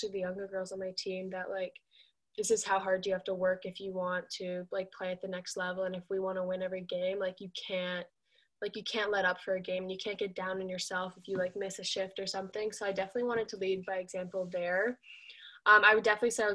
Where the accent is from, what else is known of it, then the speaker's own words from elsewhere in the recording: Whitby, Ontario, Canada; moved away; Growing up in Whitby was amazing